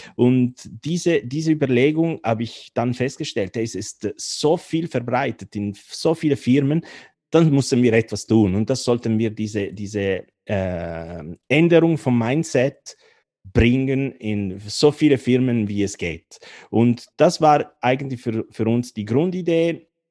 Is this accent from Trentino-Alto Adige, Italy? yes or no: no; Turin, Piedmont, Italy; German is a second language; moved away as an adult; now in Bern, Switzerland; aus Torino in Italien, aber ich bin schon, schon lange in der Schweiz